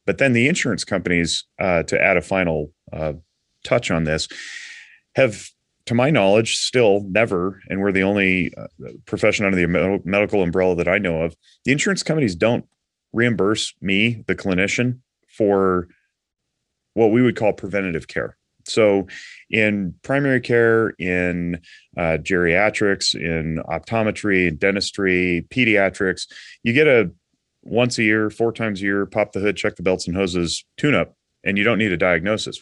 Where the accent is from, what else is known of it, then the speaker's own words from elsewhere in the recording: Nevada, United States; also born or lived in Reno, Nevada; I am from Nevada, I'm fifth generation